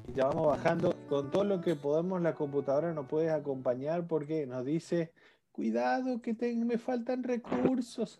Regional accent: Argentina; como en Argentina decimos

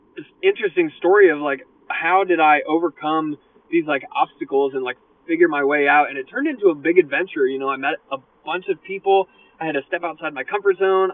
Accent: United States; I'm from America

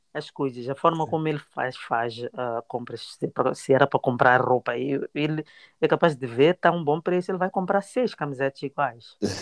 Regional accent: Mozambique; moved away as an adult; now in Melbourne, Australia; como uma boa moçambicana

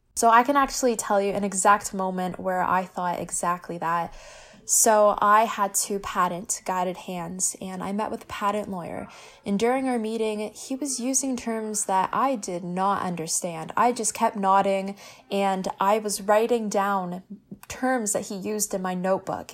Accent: Hamilton, Ontario, Canada; I am born and raised in Hamilton

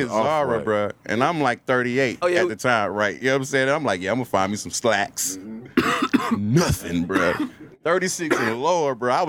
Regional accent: Atlanta, Georgia, United States; I'm from Atlanta.

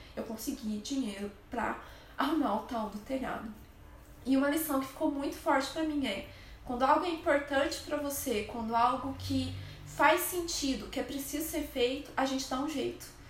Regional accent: Brazil; lá a gente é é brasileiro

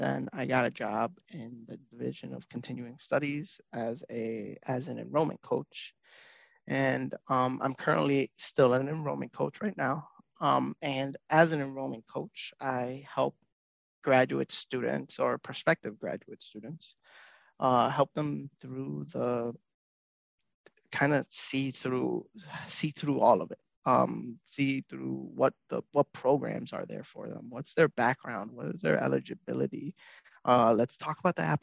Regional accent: New York City, New York, United States; moved away as an adult; also born or lived in Manhattan; now in Madison, United States; I am from the Bronx, born in Manhattan, raised in the Bronx

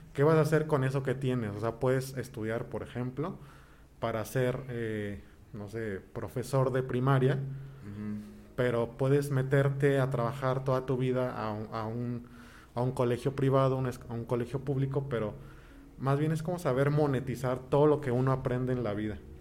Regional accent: Toluca, State of Mexico, Mexico; moved away; also born or lived in Colima; yo soy originario de la ciudad de Toluca. Allá nací, allá crecí.

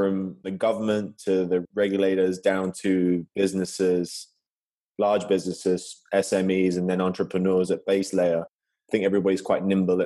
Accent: Gibraltar; moved away as an adult; also born or lived in United States / London; I'm born and raised in Gibraltar, a little small British territory off the coast of southern Spain.

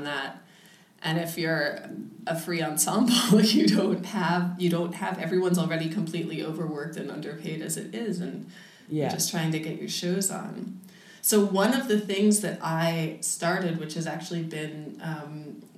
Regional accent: United States; now in Berlin, Germany; I'm from the States

